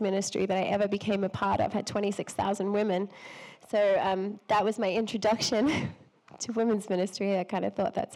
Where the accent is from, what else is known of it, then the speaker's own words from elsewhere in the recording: Australia; I'm Australian